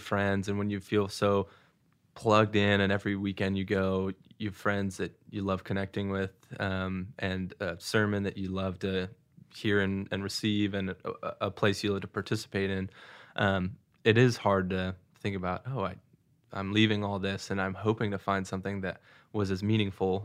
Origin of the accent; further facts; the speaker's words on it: Seattle, Washington, United States; also born or lived in Saint Louis, Missouri / Missouri; now in Nashville, United States; I grew up in Seattle, but then moved to Saint Louis and then have been at school at University of Missouri